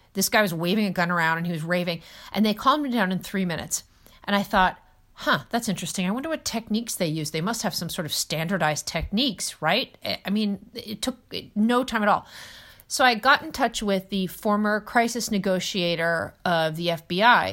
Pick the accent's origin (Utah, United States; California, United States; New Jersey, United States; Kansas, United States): New Jersey, United States; I'm from New Jersey